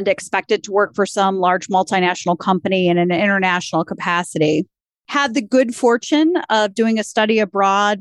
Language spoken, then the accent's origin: English; Cleveland, Ohio, United States; also born or lived in Columbus, Ohio / Michigan; I am a lifelong Clevelander, born and raised on the East Side, proud graduate of Orange High School, and have spent most of my adult life living here in Northeast Ohio